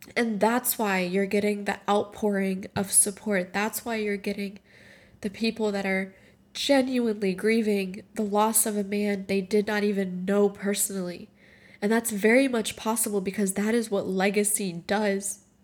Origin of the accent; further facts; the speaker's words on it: Morocco; moved away; I grew up in Morocco, and the majority of my family is still there.